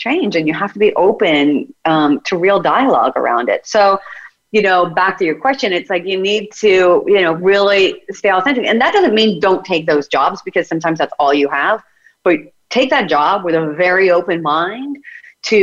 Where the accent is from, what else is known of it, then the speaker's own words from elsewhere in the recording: United States; I'm American